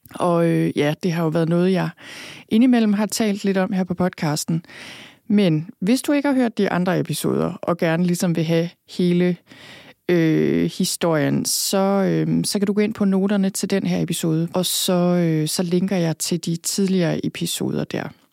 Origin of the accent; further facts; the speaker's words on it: Thy, North Denmark Region, Denmark; also born or lived in Copenhagen / London; now in Skørping, Denmark; jeg er født og opvokset i Thy